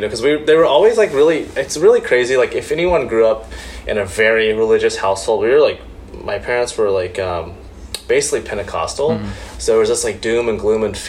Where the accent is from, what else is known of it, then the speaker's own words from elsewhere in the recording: Oklahoma, United States; I grew up in Oklahoma